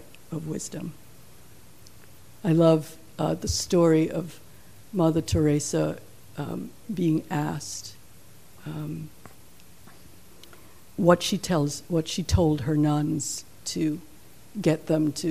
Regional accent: Jamaica; moved away; I'm from Jamaica

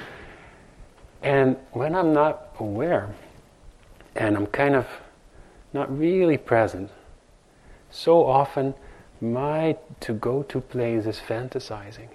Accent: Netherlands; now in New York, United States; growing up in Holland

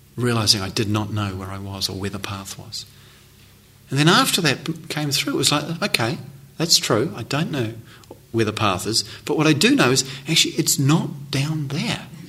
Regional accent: New Zealand; I come from New Zealand

